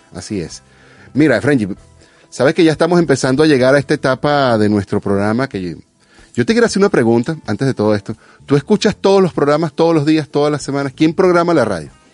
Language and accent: Spanish; Venezuela; now in California, United States; como venezolano